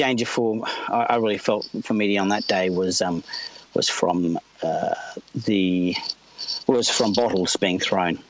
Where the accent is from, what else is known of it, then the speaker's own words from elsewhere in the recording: Australia; as an Australian